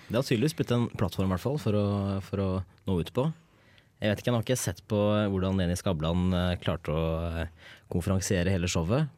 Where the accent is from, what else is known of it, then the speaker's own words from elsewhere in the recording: Hedmark, Innlandet, Norway; moved away as an adult; now in Trondheim, Norway; Jeg kommer fra Hedmark. Dypeste skauen i Hedmark